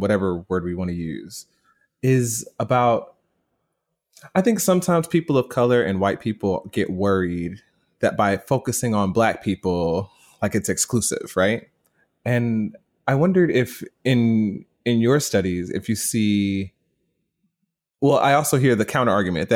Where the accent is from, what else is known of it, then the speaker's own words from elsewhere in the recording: the South, United States; I grew up in the South in a white evangelical context